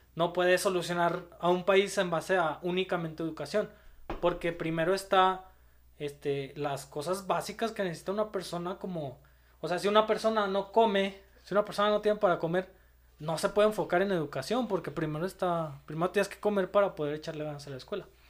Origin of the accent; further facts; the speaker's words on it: Mexico; pues no soy colombiano, soy mexicano.